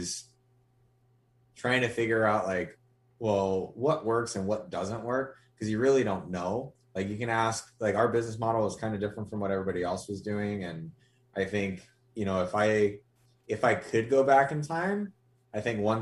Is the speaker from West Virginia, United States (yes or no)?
no; Hawaii, United States; I was born and raised in Hawaii, and actually, like, I'm actually Native Hawaiian